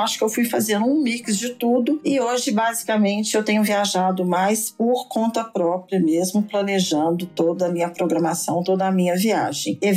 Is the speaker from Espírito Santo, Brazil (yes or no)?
no; Belo Horizonte, Minas Gerais, Brazil; moro em Belo Horizonte, né? Sou nascida aqui em BH e moro aqui.